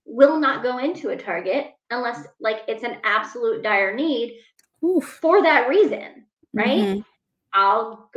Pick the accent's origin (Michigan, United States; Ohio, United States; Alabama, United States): Ohio, United States; Northwest; I grew up in Northwest Ohio, and it was a inner city